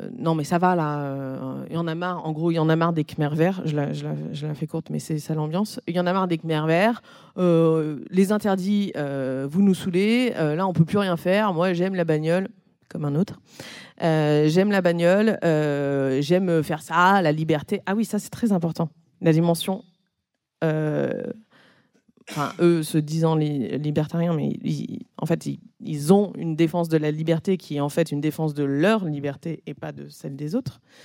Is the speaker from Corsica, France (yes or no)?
yes; Corsica, France; now in Paris, France; chez moi, en Corse